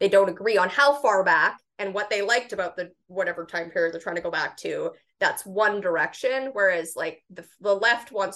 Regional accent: Canada; as a Canadian.

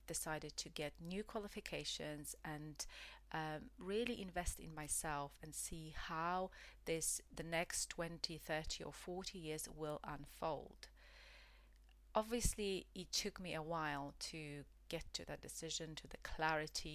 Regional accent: Poland; English is a second language; moved away as an adult; also born or lived in United Kingdom; I left my home country, which is Poland

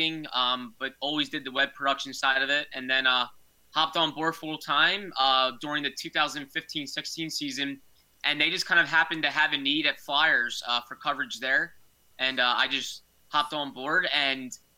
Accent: Broomall, Pennsylvania, United States; also born or lived in New Jersey; I'm from Broomall in Delaware County. So I'm born and raised in the Philadelphia area, but went to school in New Jersey

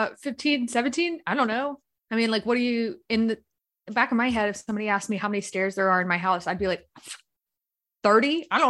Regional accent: Winston-Salem, North Carolina, United States; I was originally born in Winston-Salem, or I grew up in Winston-Salem, North Carolina.

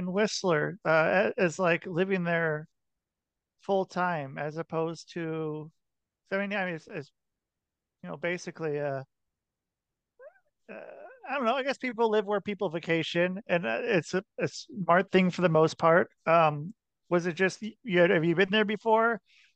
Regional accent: Portland, Oregon, United States; moved away as an adult; also born or lived in Salt Lake City, Utah / New York area; I'm from Portland, Oregon.

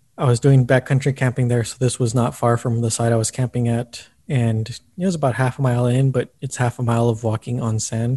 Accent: El Paso, Texas, United States; moved away as an adult; now in Austin, United States; my hometown. Before this, I was at the El Paso Times

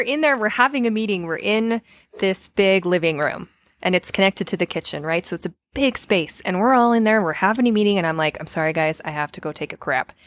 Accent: Payson, United States; I grew up in Payson

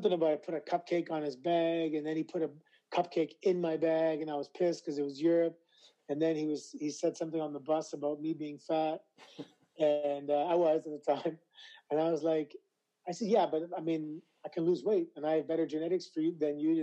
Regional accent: Toronto, Ontario, Canada; I was never introduced as being from Toronto because I'm a proud Canadian, proud Torontonian

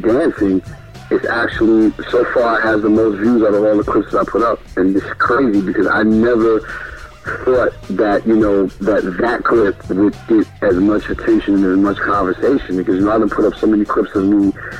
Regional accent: New York City, New York, United States; I'm from Brooklyn, New York

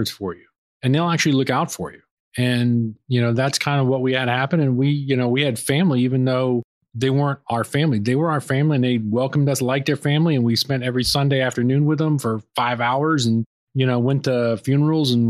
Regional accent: Ocala, Florida, United States; also born or lived in Honduras / Orlando; now in Lakeland, United States; I'm from Ocala

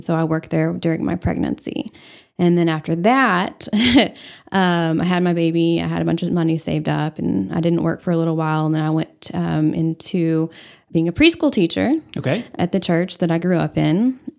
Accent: Borger, Texas, United States; also born or lived in New Orleans; I was moved to New Orleans. I'm from Borger.

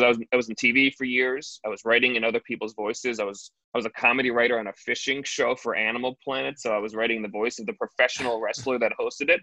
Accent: United States; being an American

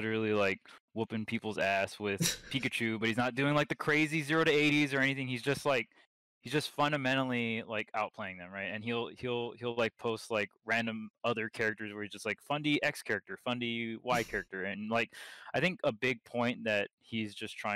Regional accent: Hawaii, United States; I was from Hawaii

